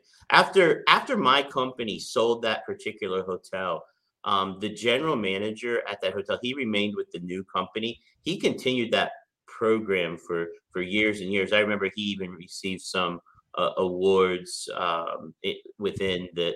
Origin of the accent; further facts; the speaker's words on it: York, Pennsylvania, United States; we had a Country Inn & Suites in York, Pennsylvania, my hometown